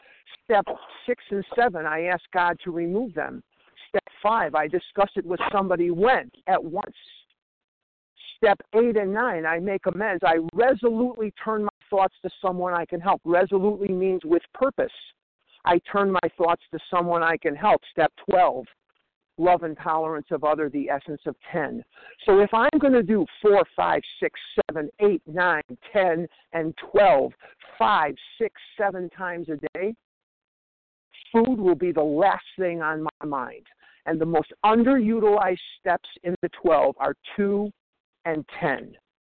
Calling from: Scottsdale, Arizona, United States; I'm calling from Scottsdale, Arizona.

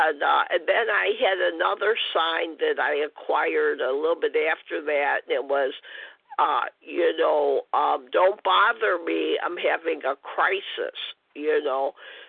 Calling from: Illinois, United States; And I'm from Illinois.

